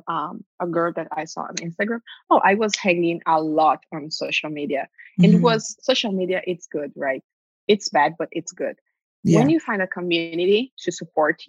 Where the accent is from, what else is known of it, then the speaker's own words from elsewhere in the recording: Brazil; English is a second language; moved away as an adult; now in Orlando, United States; I got a GED here because I didn't bring all my documents from Brazil